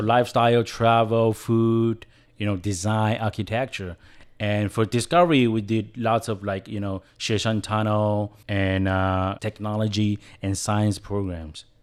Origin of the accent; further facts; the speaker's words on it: Taiwan; first language Chinese; English is a second language; I was born and bred in Taiwan, and English wasn't my, my first language. Chinese was, is my first language